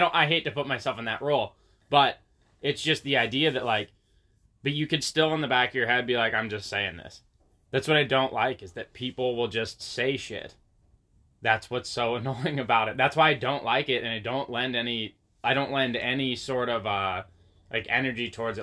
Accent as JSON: {"language": "English", "town": "Waldport", "region": "Oregon", "country": "United States", "tie": "born or raised there", "said": "I grew up in Waldport."}